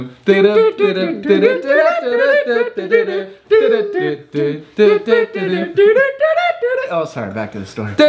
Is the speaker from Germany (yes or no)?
yes; Germany; now in United States; I grew up in Germany